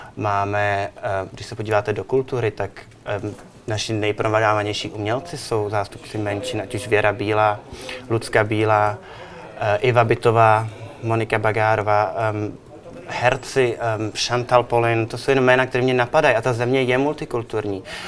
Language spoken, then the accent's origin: Czech; Czechia; moved away; also born or lived in New York / Milan / Barcelona; já jsem Čech